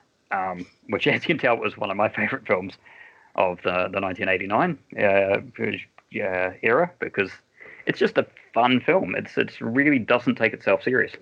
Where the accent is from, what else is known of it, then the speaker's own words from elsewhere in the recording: New Zealand; being a Kiwi